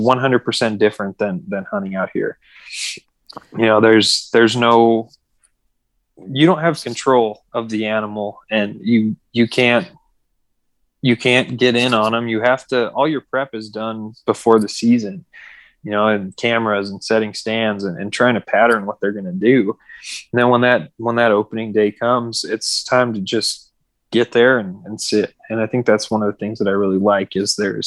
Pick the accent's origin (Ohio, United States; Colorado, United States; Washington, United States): Colorado, United States; Denver; I grew up here like in Colorado